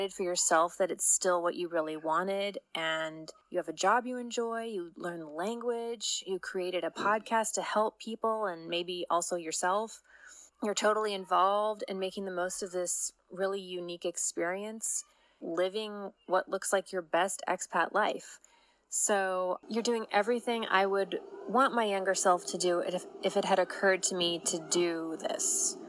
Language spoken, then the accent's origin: English; San Diego, California, United States; now in Kaiserslautern, Germany; I'm from San Diego, California, and I live near Kaiserslautern, Germany.